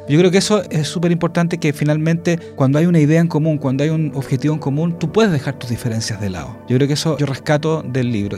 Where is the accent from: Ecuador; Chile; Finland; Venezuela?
Chile; en Chile